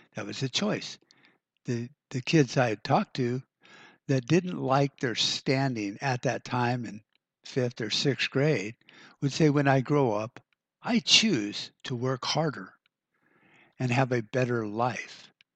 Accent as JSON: {"language": "English", "country": "United States", "said": "the decisions we get to make as Americans"}